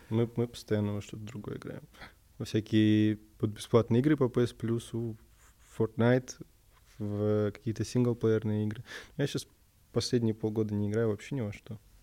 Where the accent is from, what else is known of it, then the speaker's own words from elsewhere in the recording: Moscow, Russia; Я москвич